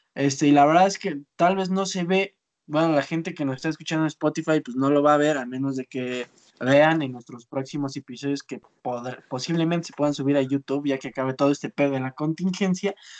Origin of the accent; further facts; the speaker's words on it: Zinacantepec, State of Mexico, Mexico; Yo soy de Sinacantepec